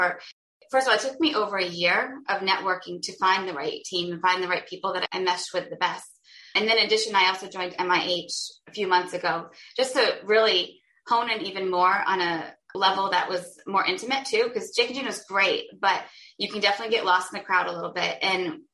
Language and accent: English; Vermont, United States; I'm originally from Vermont and my husband's from Connecticut